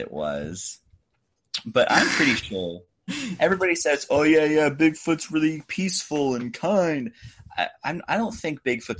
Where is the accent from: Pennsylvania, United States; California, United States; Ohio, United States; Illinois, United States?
Ohio, United States; Is the one from my home state of Ohio.